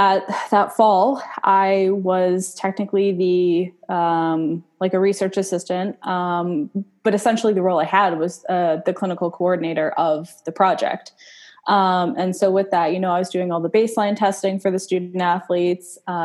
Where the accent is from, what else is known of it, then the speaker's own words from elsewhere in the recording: Winnipeg, Manitoba, Canada; moved away as an adult; also born or lived in Kelowna, British Columbia, Canada; now in Delaware, United States; So I am from Canada. So my undergrad was in neuroscience here at home in good old Winnipeg, also known as Winterpeg. We have winters that get down to like minus 40